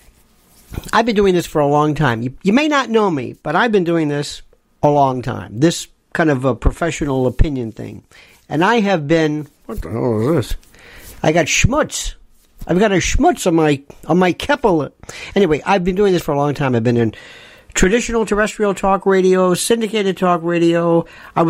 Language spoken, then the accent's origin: English; United States